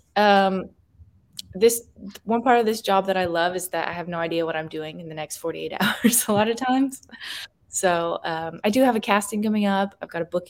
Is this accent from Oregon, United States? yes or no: no; Dallas, Texas, United States; moved away; I grew up in Texas, and so right by Mexico